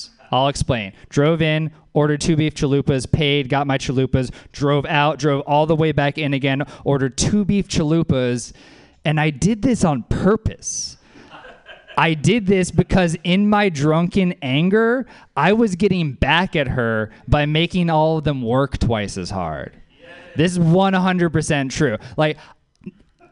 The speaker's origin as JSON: {"language": "English", "town": "New Orleans", "region": "Louisiana", "country": "United States", "tie": "born or raised there", "said": "That's my hometown"}